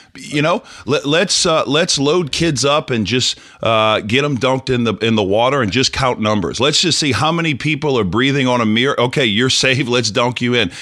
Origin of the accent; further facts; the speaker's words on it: New Orleans, Louisiana, United States; I'm from New Orleans